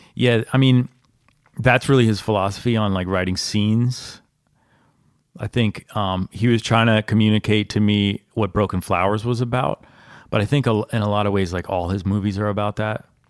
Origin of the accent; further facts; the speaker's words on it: Virginia, United States; I grew up in Virginia